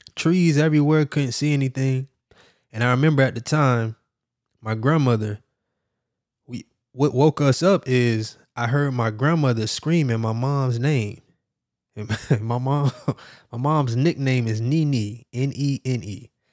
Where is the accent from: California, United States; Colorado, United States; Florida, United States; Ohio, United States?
Florida, United States; Miami; I'm from Miami, Florida, and we know all about hurricanes